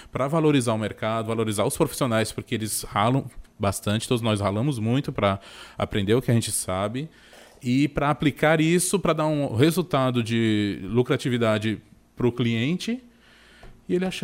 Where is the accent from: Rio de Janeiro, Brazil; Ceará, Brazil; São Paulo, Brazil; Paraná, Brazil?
São Paulo, Brazil; Bem, eu faço o comparativo, claro, né, com São Paulo, que é de onde eu vim.